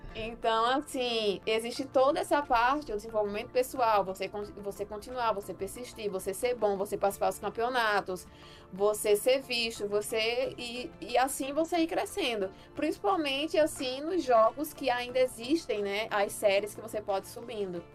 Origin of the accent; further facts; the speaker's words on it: Rio Grande do Norte, Brazil; aqui onde eu moro, né, eu sou aqui do Rio Grande do Norte